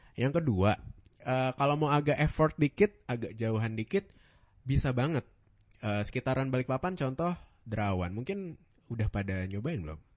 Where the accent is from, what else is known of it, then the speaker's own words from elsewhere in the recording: Bandung, West Java, Indonesia; moved away; also born or lived in Bekasi; gue anak Bandung ya dulu